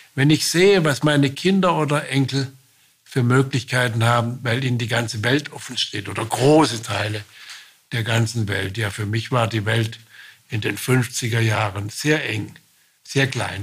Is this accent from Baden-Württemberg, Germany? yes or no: yes; Baden-Württemberg, Germany; Ich bin Badener, Ich bin auch Baden-Württemberger